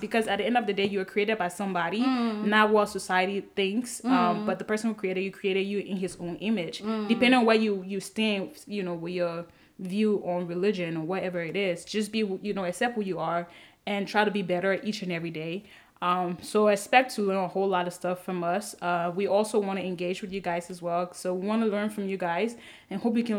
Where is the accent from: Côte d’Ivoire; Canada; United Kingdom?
Côte d’Ivoire; first language French; English is a second language; also born or lived in Liberia; now in United States; I'm a Liberian by parents, but I was originally born in Ivory Coast, so French was my first language.